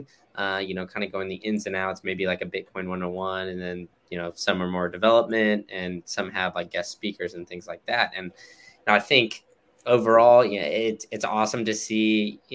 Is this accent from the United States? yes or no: yes; United States; I'm an American